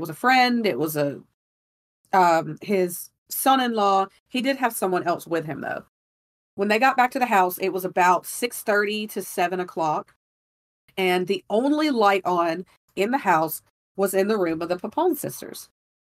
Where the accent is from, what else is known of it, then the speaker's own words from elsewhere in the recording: Gulf Coast, United States; I'm from the Gulf